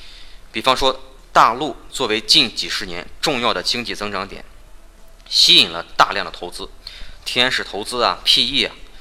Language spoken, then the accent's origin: Chinese; China; 同样，我们大陆 早晚也会经过这么一个自然的发展过程。